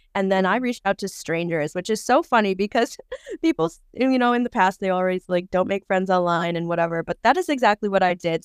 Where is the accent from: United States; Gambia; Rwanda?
United States; Wisconsin; I am from Wisconsin, pretty close to the Twin Cities, actually. So just right over the border.